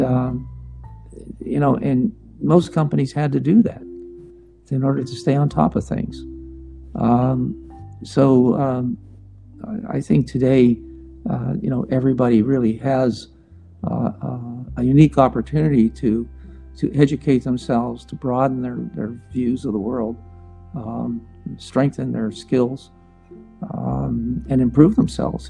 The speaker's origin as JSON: {"language": "English", "town": "Pittsburgh", "region": "Pennsylvania", "country": "United States", "tie": "born or raised there", "moved": "yes", "said": "We were both born and raised in Pittsburgh"}